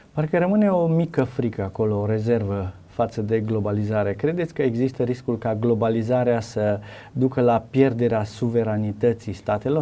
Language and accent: Romanian; Romania; Noi ca români